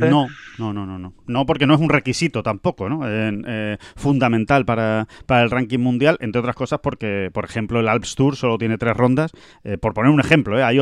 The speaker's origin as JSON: {"language": "Spanish", "country": "Spain", "said": "veo golf, veo buenos golpes, veo verdis y encima si gana un español, yo que soy español, pues mm, me alegro más."}